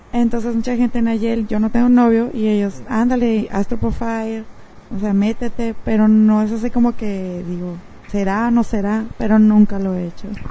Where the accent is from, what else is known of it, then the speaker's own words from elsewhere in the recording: Mexicali, Baja California, Mexico; also born or lived in Boston; soy de Mexicali, estoy aquí en Boston de vacaciones.